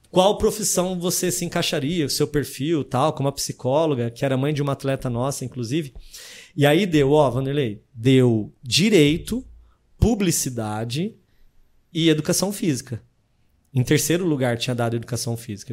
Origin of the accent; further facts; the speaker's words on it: São José do Rio Preto, São Paulo, Brazil; also born or lived in Presidente Prudente; Eu sou de São José do Rio Preto, é, interior de São Paulo.